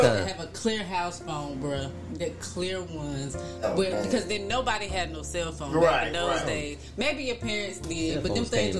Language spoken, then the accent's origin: English; St. Louis, Missouri, United States; I grew up in St. Louis for more than half of my life.